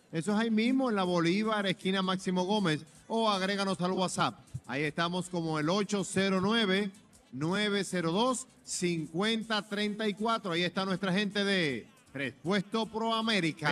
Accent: San Francisco de Macorís, Duarte, Dominican Republic; San Francisco. Cuidado, mi pueblo

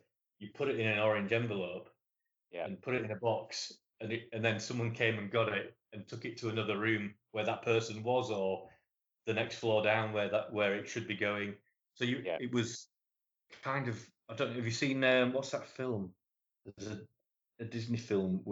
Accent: Leeds, Yorkshire and the Humber, United Kingdom; Leeds, which is my hometown

